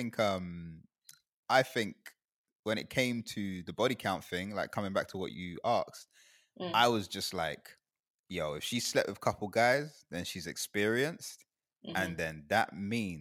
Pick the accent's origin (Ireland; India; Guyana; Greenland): Guyana; moved away; also born or lived in United Kingdom; I grew up in Guyana